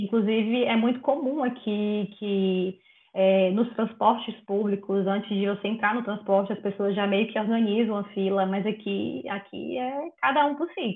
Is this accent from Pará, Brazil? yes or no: no; Bahia, Brazil; moved away as an adult; now in Netherlands; venho da Bahia, né, acostumada com sol